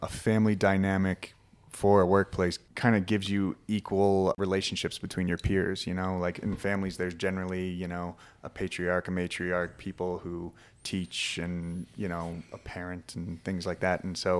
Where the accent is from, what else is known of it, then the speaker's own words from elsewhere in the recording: Philadelphia, Pennsylvania, United States; I grew up in Philadelphia, Pennsylvania. I'm from the East Coast.